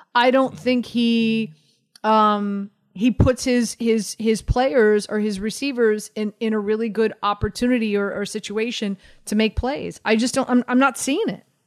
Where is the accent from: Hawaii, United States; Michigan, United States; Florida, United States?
Florida, United States; Miami; moved away; I'm from Miami